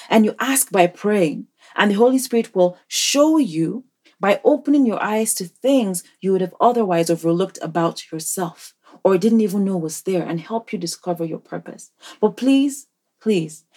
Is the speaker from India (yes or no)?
no; Nigeria; moved away; in Nigeria, my home country